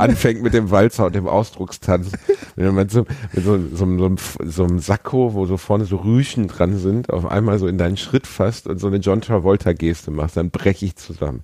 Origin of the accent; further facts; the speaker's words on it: North Rhine-Westphalia, Germany; ich bin Westfale